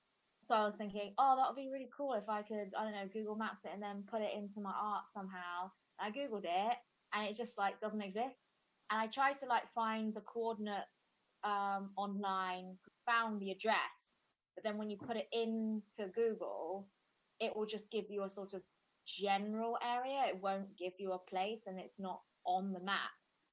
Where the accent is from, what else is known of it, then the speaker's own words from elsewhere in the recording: Bristol, South West England, United Kingdom; also born or lived in Hefei, Anhui, China; From England. Yay! I'm from Bristol, and I've lived here for the whole of my life. And I was adopted in 97. When I was 18 months old. I'm from Hefei, Anhui province.